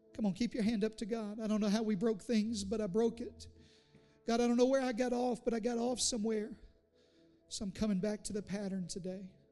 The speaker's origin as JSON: {"language": "English", "region": "Southeast Arkansas", "country": "United States", "tie": "born or raised there", "said": "I grew up in Southeast Arkansas"}